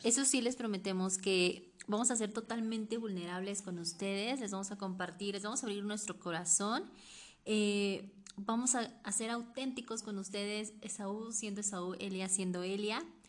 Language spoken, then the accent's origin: Spanish; Oaxaca, Mexico; yo nací en el estado de Oaxaca